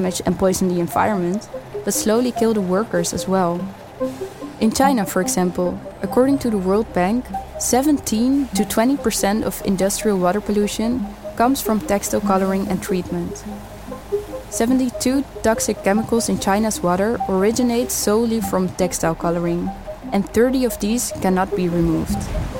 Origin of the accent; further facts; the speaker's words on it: Amsterdam, North Holland, Netherlands; growing up in Amsterdam Southeast, one of the most multicultural areas of the city